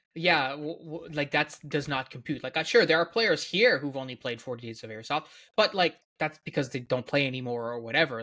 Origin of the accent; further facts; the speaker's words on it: Newfoundland and Labrador, Canada; as a Newfoundlander